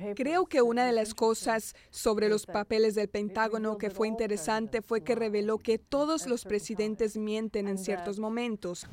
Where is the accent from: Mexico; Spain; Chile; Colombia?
Mexico; tú y yo somos mexicanos